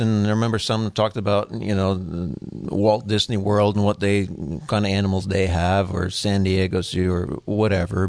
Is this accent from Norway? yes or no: yes; Norway; moved away; I was born in Norway